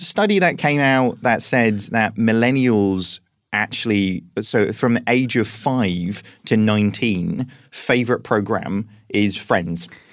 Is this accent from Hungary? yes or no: no; United Kingdom; as British people